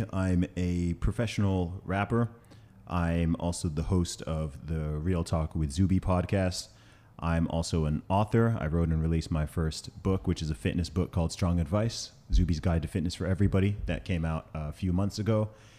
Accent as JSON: {"language": "English", "country": "Saudi Arabia", "tie": "born or raised there", "also_born_or_lived": "United Kingdom", "said": "So in terms of my background, I'm from the UK. I know I don't sound it with the accent, but I grew up in Saudi Arabia. I went to an American school out there for about 8 or 9 years."}